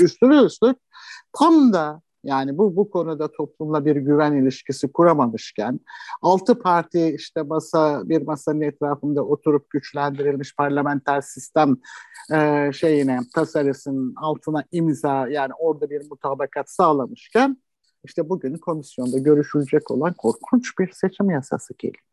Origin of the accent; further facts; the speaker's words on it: Istanbul, Turkey; ben de çocukluğum şeyde geçti, Anadolu yakasında geçti